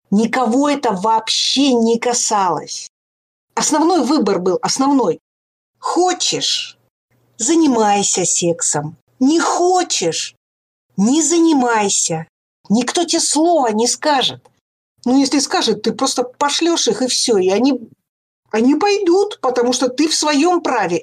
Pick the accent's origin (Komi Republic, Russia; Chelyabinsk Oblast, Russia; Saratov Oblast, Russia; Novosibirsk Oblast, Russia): Komi Republic, Russia; Pechora; Я же выросла в Печоре